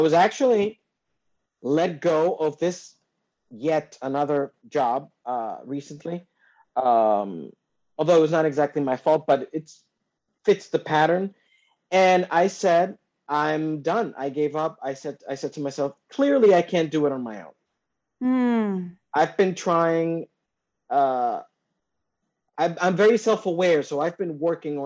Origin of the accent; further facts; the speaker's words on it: Dominican Republic; I'm from the Dominican Republic.